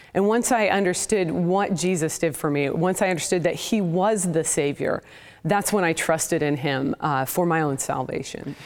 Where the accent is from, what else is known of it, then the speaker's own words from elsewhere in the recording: Portland, Oregon, United States; now in Houston, United States; I was raised in the Pacific Northwest in, uh, the Portland, Oregon area